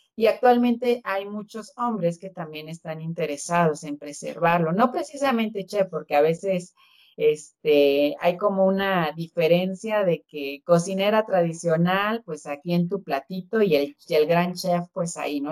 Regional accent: Oaxaca, Mexico; como oaxaqueño

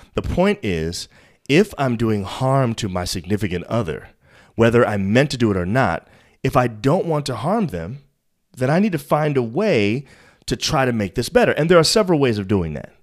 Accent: New York, United States; I'm from New York

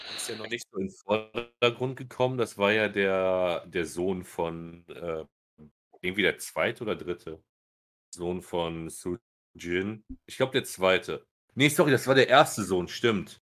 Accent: Germany; Als Deutsche

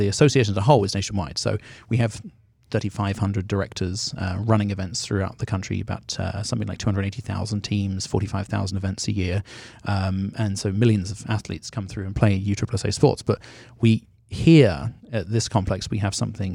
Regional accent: London, United Kingdom; now in United States; I grew up in Northwest London

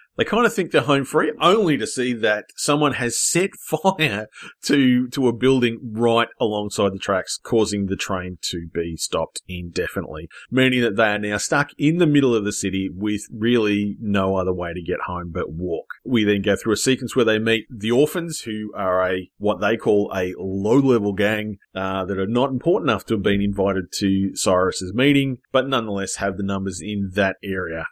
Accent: Australia; I'm from Australia

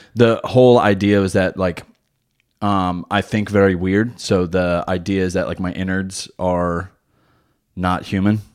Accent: New Jersey, United States; now in Wilmington, United States; I still drive like I'm from New Jersey

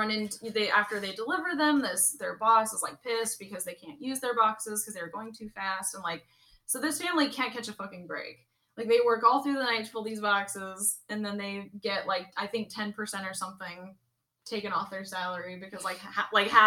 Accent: the South, United States; accent: southern; my southern comes out

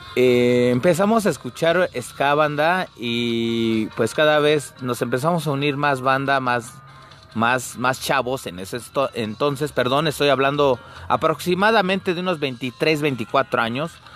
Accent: Mexico City, Mexico; yo soy de la zona norte de la Ciudad de México, abajo del Chiquihuite, exactamente, en las entradas del mero Cuautepec Barrio Bajo, que estoy orgulloso de ser de este barrio

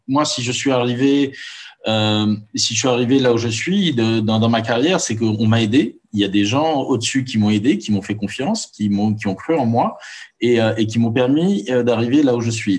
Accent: Morocco; moved away as an adult; also born or lived in Paris, France; j'ai grandi pendant 18 ans au Maroc entouré d'amis musulmans.

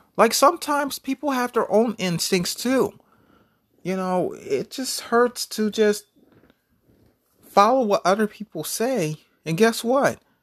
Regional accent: United States; I'm an American. I'm an African-American

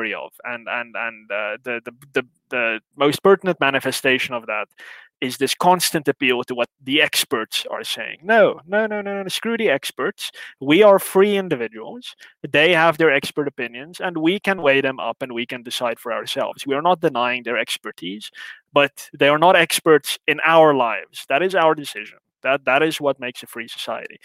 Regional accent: South Africa

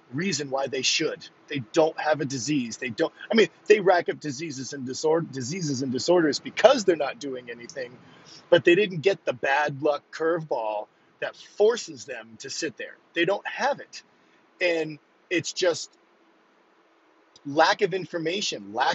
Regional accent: Northern New England, United States; I'm from Northern New England

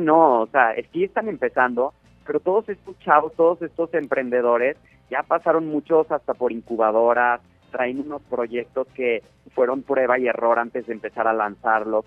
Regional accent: Mexico

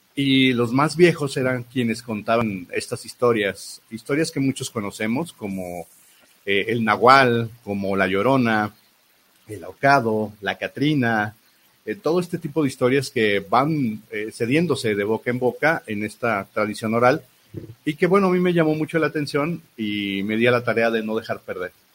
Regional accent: Mexico; como buenos mexicanos

